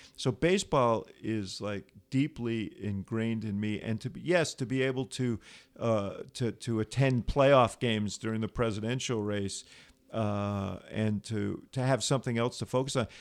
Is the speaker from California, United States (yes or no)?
no; New York, United States; moved away as an adult; now in Chicago, United States; I grew up in New York, moved to Chicago to go to college